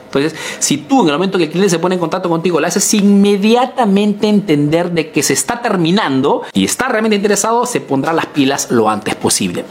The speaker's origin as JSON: {"language": "Spanish", "country": "Peru", "moved": "yes", "lives_now": "Italy"}